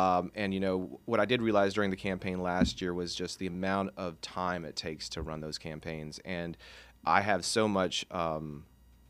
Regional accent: Tallahassee, Florida, United States; also born or lived in Treasure Coast, Florida; Born in Tallahassee, but I've been on the Treasure Coast since 96

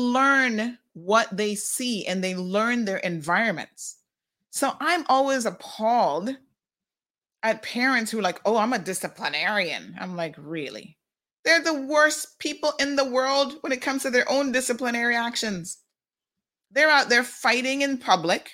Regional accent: Tampa, Florida, United States; now in Cayman Islands; my aunt that I grew up with in Tampa

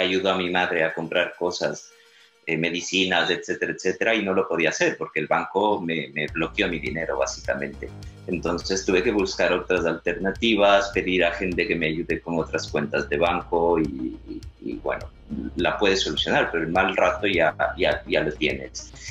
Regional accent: Quito, Pichincha, Ecuador; now in Barcelona, Spain; mi ciudad natal, en Quito

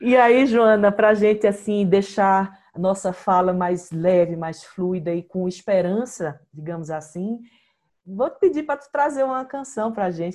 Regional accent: Olinda, Pernambuco, Brazil; also born or lived in Ceará / Paulista; now in Garanhuns, Brazil; eu sou nascida no Ceará, mas criada em Olinda

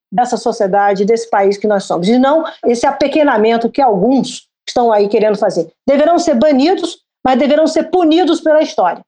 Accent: Brazil

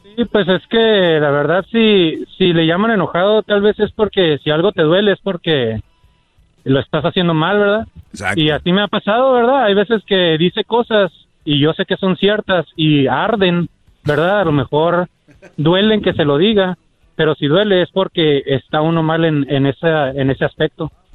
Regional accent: United States; nací en Estados Unidos, pero de padres mexicanos

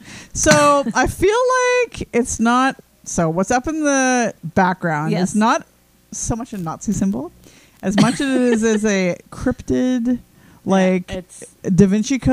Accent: British Columbia, Canada; being from British Columbia.

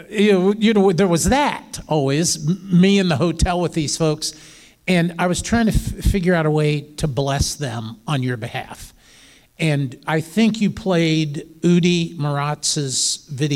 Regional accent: Midwest, United States; I'm from the Midwest

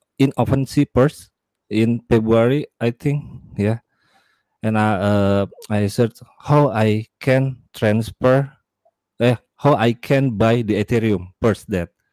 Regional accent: Indonesia; I'm from Indonesia

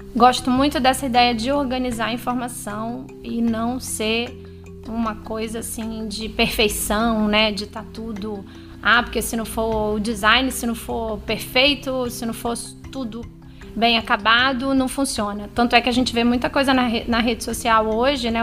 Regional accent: São Luís, Maranhão, Brazil; moved away as an adult; a gente voltou pra minha cidade natal.

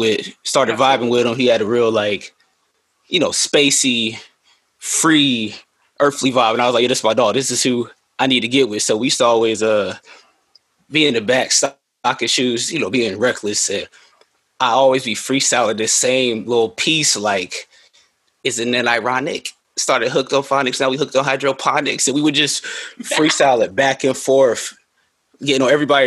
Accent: Raleigh, North Carolina, United States; moved away as an adult; also born or lived in Kingston, Jamaica (roots); now in Charlotte, United States; I'm from the city, I'm from Raleigh. Yeah, exit 300. I'm a Raleigh kid.

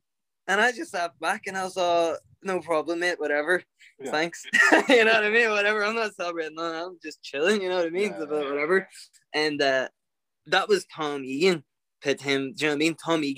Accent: Ireland; I'm an Irishman through and through.

